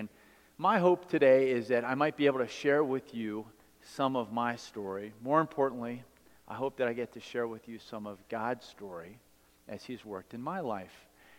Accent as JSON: {"language": "English", "town": "Baltimore", "region": "Maryland", "country": "United States", "also_born_or_lived": "Delaware", "said": "You know that I'm from Baltimore."}